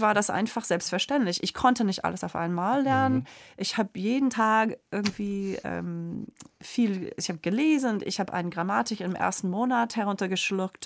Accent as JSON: {"language": "German", "town": "Springfield", "region": "Illinois", "country": "United States", "tie": "born or raised there", "also_born_or_lived": "Boston, Massachusetts", "second_language": "German", "said": "ich bin auch in Boston geboren, aber als ich vier Jahre alt war, ist mein Vater nach Springfield, Illinois gezogen."}